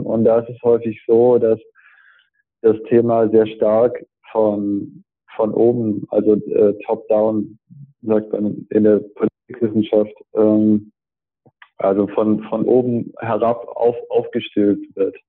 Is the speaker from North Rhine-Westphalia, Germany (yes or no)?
no; Stuttgart, Baden-Württemberg, Germany; now in Braunschweig, Germany; ich bin ja Stuttgarter